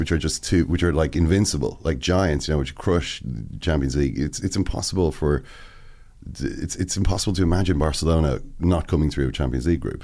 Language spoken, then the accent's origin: English; Ireland